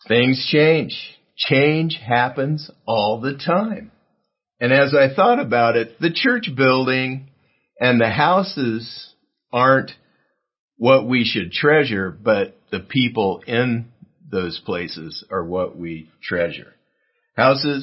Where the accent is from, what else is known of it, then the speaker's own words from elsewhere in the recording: South Gate, California, United States; my hometown of Southgate near downtown L.A.